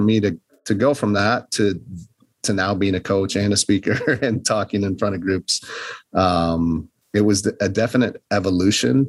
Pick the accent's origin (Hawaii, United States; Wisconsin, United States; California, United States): Wisconsin, United States; northern; moved away; also born or lived in Milwaukee, Wisconsin; I grew up in the North Woods of Wisconsin, small town